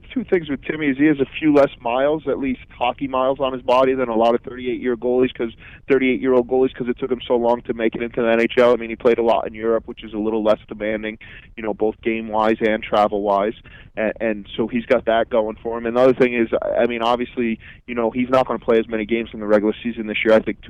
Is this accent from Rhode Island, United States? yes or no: yes; Rhode Island, United States; I grew up in Rhode Island.